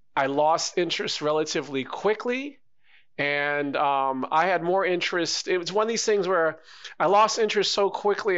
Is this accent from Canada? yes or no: yes; Canada; talk about our music and our culture, being a Canadian